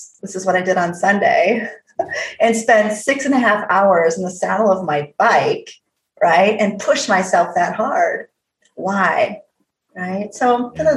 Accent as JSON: {"language": "English", "region": "Midwest", "country": "United States", "tie": "born or raised there", "also_born_or_lived": "Alaska", "moved": "as an adult", "said": "growing up in the Midwest in the 80s"}